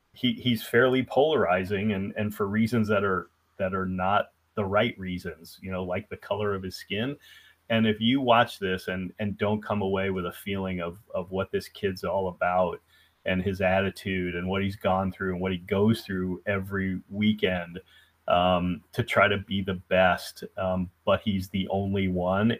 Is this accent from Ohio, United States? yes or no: yes; Columbus, Ohio, United States; moved away as an adult; also born or lived in Atlanta, Georgia; I'm from Columbus, Ohio